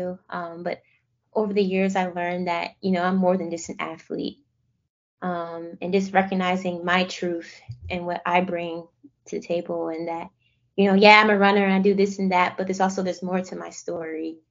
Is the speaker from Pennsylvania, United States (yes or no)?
yes; Philadelphia, Pennsylvania, United States; moved away; also born or lived in Florida; I'm outskirts of West Philly